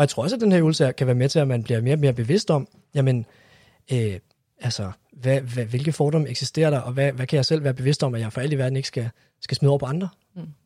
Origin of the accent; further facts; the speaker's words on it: Copenhagen, Capital Region of Denmark, Denmark; som københavner